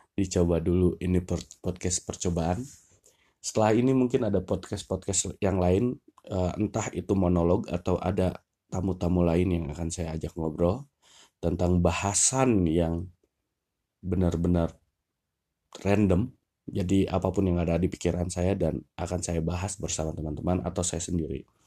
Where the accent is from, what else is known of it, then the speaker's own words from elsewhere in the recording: Lembang, West Java, Indonesia; kebanyakan kehidupan akademis saya dari TK sampai SMA itu semuanya posisinya ada di Lembang.